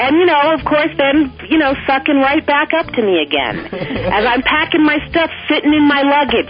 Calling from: Flagstaff, Arizona, United States; I'm calling from Flagstaff, Arizona.

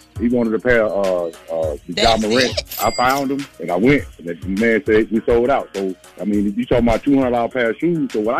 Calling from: Atlanta, Georgia, United States; calling from Atlanta.

